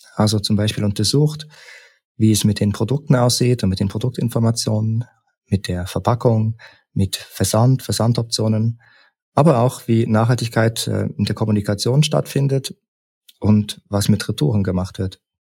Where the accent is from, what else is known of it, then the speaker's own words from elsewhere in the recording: Leipzig, Saxony, Germany; also born or lived in Berlin / St. Gallen; now in Bern, Switzerland; Ich bin ursprünglich aus Leipzig und bin über einen Umweg in Berlin nach St. Gallen gekommen